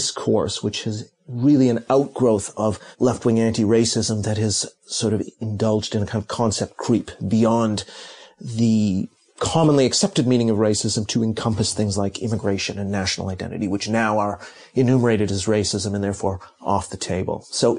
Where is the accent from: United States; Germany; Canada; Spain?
Canada; also born or lived in Hong Kong / Tokyo; now in London, United Kingdom; I was born in Hong Kong, lived in Tokyo for many years, grew up in Canada, and have been in London for over two decades.